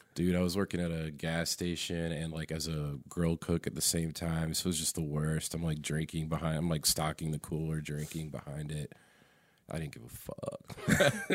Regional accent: Raleigh, North Carolina, United States; I'm from Raleigh. I'm from here, North Carolina. I've never left North Carolina either

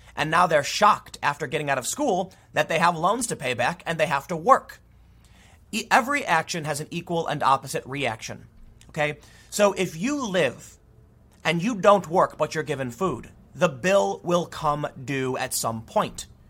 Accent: United States; I'm an American. I had an American passport in my pocket

